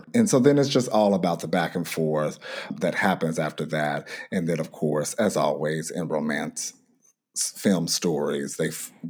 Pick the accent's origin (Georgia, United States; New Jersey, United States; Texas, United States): Georgia, United States; Atlanta; Shout out to my hometown.